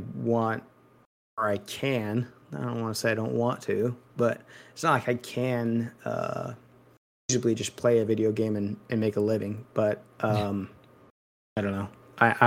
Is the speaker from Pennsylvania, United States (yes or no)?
no; Missouri, United States; I'm from Missouri